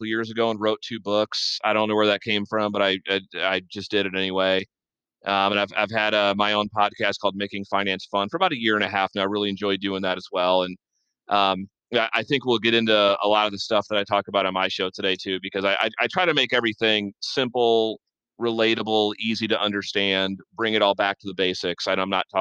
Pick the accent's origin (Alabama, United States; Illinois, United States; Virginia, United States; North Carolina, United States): Illinois, United States; Normal; now in Peoria, United States; I grew up in Normal. I've lived in Peoria, which is like 40 miles away, for 20 years now.